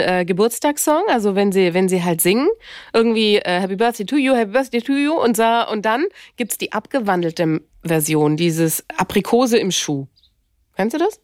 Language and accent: German; Germany; now in France; wir sind Deutsche, leben in Frankreich